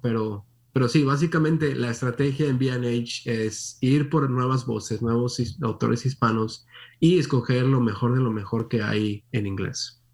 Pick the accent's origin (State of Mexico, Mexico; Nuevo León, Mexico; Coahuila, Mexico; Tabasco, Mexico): Nuevo León, Mexico; Monterrey; moved away as an adult; nací en Monterrey, México, como mencionabas. Ahí no solamente nací, ahí me crié. Ah, estuve ahí hasta los 19, 18 años más o menos